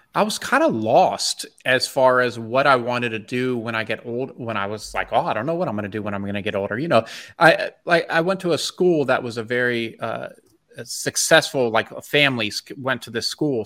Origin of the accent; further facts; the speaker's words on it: Bethesda, Maryland, United States; moved away as an adult; I grew up in Bethesda, Maryland, um, and I lived there till I was twenty-one